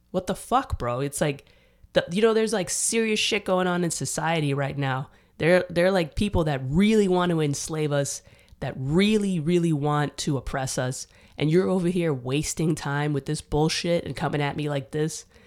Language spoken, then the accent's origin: English; New York City, New York, United States; moved away as an adult; also born or lived in Dominican Republic; now in Austin, United States; I grew up in New York